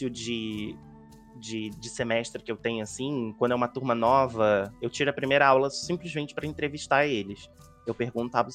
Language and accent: Portuguese; Rio de Janeiro, Brazil; also born or lived in Magé; Não, sou do Rio de Janeiro, eu moro em Magé